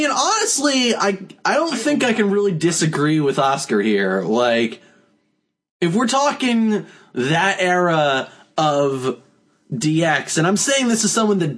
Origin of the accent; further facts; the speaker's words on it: Texas, United States; I'm from Texas, and what is this?